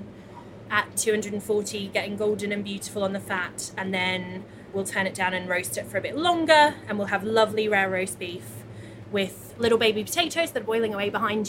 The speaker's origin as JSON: {"language": "English", "country": "Australia", "tie": "born or raised there", "moved": "yes", "lives_now": "London, United Kingdom", "said": "as a child growing up in Australia"}